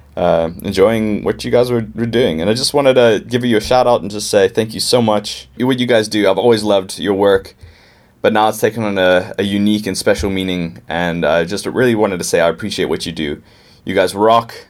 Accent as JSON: {"language": "English", "town": "Pittsburgh", "region": "Pennsylvania", "country": "United States", "moved": "yes", "lives_now": "Cape Town, South Africa", "said": "I'm actually from Pittsburgh and came down here in 2001 um, with my parents"}